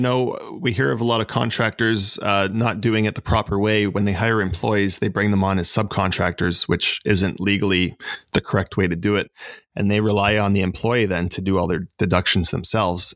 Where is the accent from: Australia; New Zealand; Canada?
Canada; Lindsay, Ontario; moved away as an adult; also born or lived in Balsam Lake / Toronto; now in Oshawa, Canada; So I was born in Lindsay, which is about 45 minutes north of here. And I kind of grew up half in Lindsay and half up near Balsam Lake